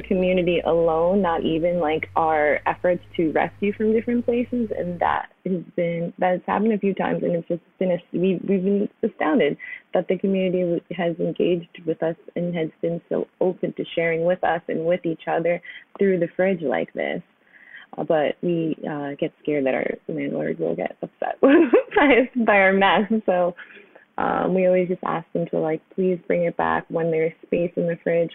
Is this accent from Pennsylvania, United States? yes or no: no; New York, United States; Born and raised in New York